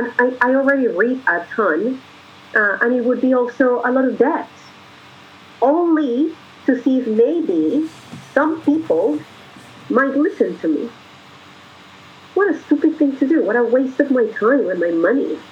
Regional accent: Colombia; moved away; I'm a foreigner from Colombia

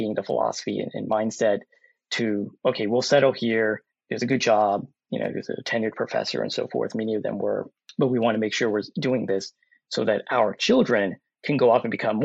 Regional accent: Louisiana, United States; also born or lived in Austin, Texas; in the South, in Louisiana, which is where I was born and raised

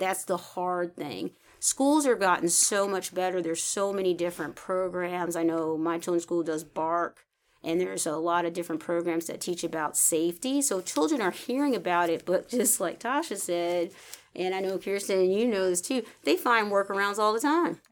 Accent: the North, United States; I grew up in the North

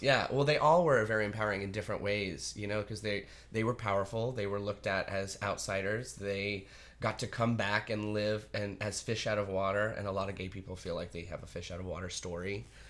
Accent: Artesia, New Mexico, United States; moved away as an adult; also born or lived in Roswell, New Mexico / New York; I was officially born in Roswell, New Mexico. I was raised in a really small town called Artesia

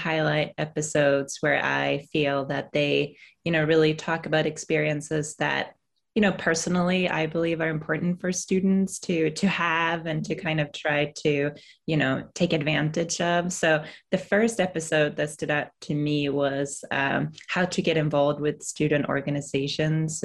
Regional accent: Sweden; now in United States; as a Swede coming to the US

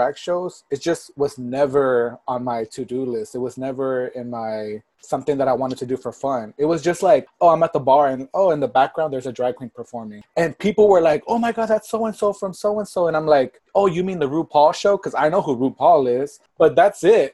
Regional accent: Port Arthur, Texas, United States; moved away as an adult; also born or lived in Miami; now in Los Angeles, United States; I was raised in Port Arthur, which is right outside of Houston

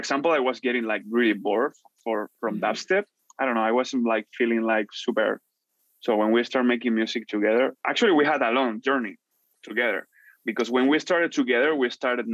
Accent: Madrid, Community of Madrid, Spain; English is a second language; also born or lived in Vancouver, Canada; Barrio del Pilar is like my hood, you know, my hood in Madrid. So I'm like, I'm from Madrid.

